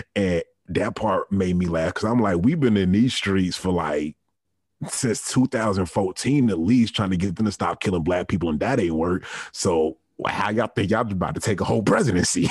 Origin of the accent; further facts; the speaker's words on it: Richmond, Virginia, United States; growing up in Richmond, Virginia, the capital of the Confederacy